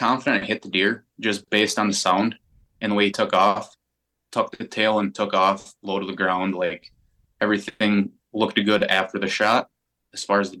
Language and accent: English; Wisconsin, United States; And I was brought up in Wisconsin to not pass up an opportunity.